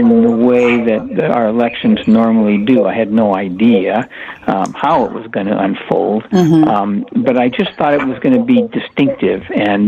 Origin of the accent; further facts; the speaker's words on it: Gig Harbor, Washington, United States; moved away as an adult; also born or lived in Germany; I grew up in Gig Harbor and went to the University of Washington